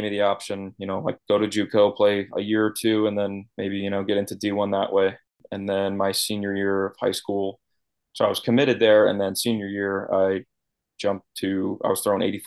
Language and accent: English; Seymour, Connecticut, United States; I grew up in Connecticut, played 4 years at Seymour High School baseball